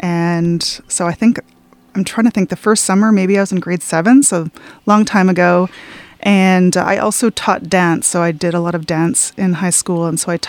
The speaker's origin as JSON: {"language": "English", "town": "Salmon Arm", "region": "British Columbia", "country": "Canada", "tie": "born or raised there", "also_born_or_lived": "Vancouver, Canada", "moved": "as an adult", "lives_now": "Powell River, Canada", "said": "I was born and raised in Salmon Arm, and so community pretty similar to Powell River in the sense that the first time I came here, I was like, oh, this feels very familiar. So born and raised in Salmon Arm, I went to university at UBC"}